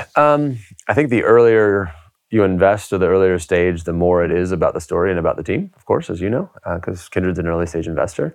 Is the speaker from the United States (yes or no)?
yes; United States; now in United Kingdom; I'm an American